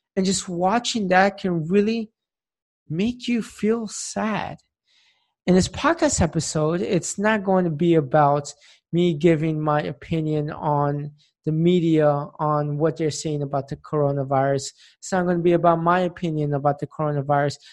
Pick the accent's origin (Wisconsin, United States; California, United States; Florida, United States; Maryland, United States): Florida, United States; Tampa; now in Philadelphia, United States; my hometown, Tampa, Florida